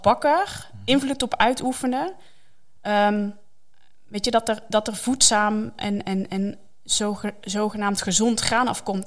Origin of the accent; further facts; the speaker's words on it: Netherlands; wij als Nederlanders